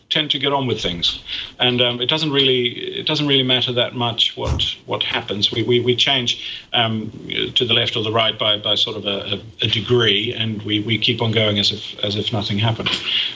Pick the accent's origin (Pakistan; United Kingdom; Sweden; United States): Sweden; When I grew up in Sweden, we had a referendum about nuclear power in Sweden